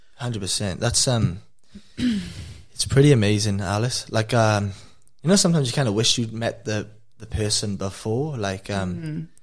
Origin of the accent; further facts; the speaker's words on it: Wales, United Kingdom; now in Australia; I'm from Wales. I've come to Australia